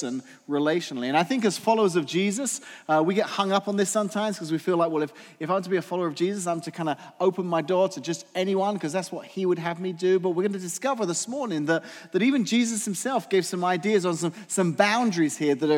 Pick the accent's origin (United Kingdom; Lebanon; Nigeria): United Kingdom; England; moved away; growing up in England